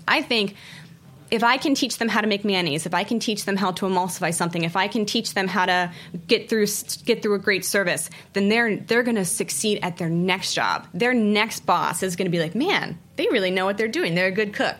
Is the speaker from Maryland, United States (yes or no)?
yes; outside of Baltimore, Maryland, United States; moved away as an adult; also born or lived in San Francisco / Washington D.C.; now in New York City, United States; I grew up outside of Baltimore in a really, really small farming community.